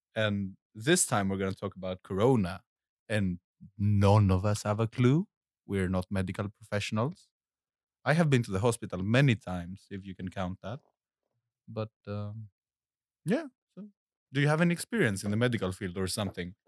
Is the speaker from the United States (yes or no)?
no; Ioannina, Epirus, Greece; moved away; I was in Greece, in my hometown called Ioannina